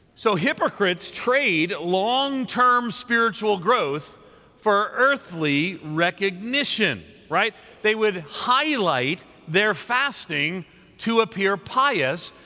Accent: New York, United States; moved away; also born or lived in Nashville; I'm a New Yorker uh, by, uh, grew up there and a Northerner more so

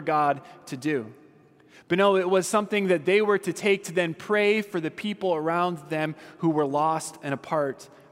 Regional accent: Southern California, United States; I'm from Southern California.

